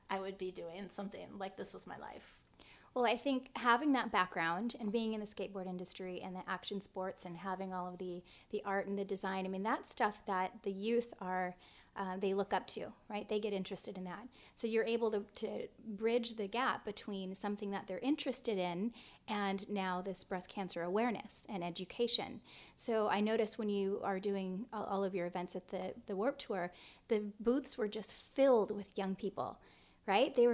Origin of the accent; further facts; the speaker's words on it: San Diego, California, United States; I grew up in San Diego.